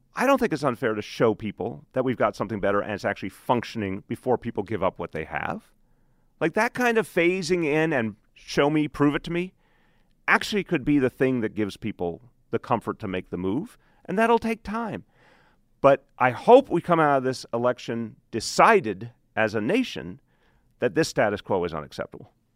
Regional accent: New York, United States; I'm a New Yorker.

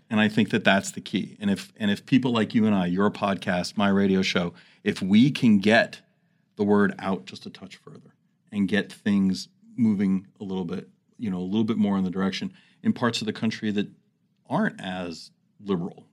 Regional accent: New York City, New York, United States; moved away as an adult; also born or lived in New Jersey / Phoenix, Arizona; now in Washington, D.C., United States; I grew up in New York City, New Jersey area

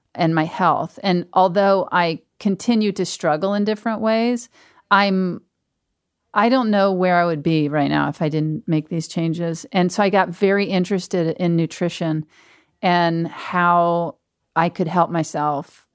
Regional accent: Mississippi, United States; moved away; my hometown in Mississippi is an hour away

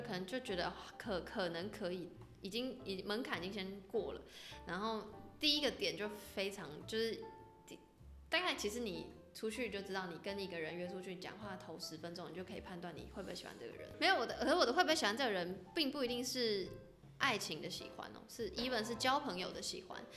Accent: Taipei, Taiwan; 我身为一个台北人，我对西门的那些小巷很不熟

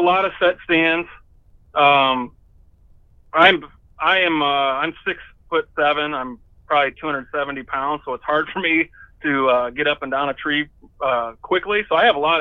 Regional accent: Indiana, United States; moved away as an adult; now in Michigan, United States; I grew up in Indiana

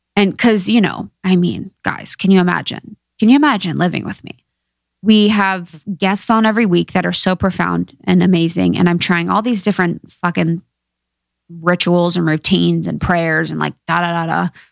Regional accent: Ohio, United States; I'm from Ohio, small town gal

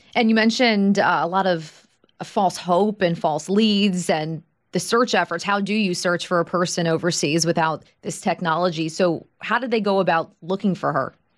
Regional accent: Long Island, New York, United States; I'm from Long Island, New York

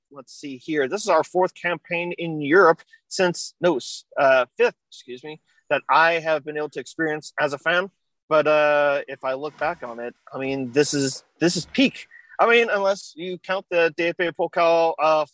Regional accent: Kansas City, Midwest, United States; accent: Midwestern; I am obviously an American living in Kansas City. I have a very Midwestern accent

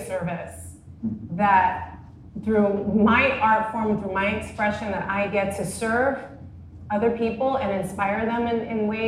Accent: New York, United States; moved away; I'm in New York, back in my hometown.

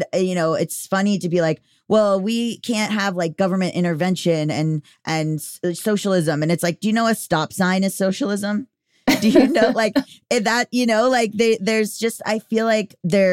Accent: United States; And I'm an American.

